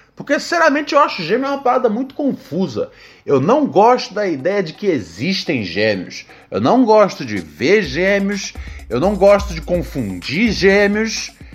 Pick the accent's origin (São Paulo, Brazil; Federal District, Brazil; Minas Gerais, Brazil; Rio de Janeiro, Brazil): Rio de Janeiro, Brazil; moved away; eu sou precisamente do Morro do Adeus.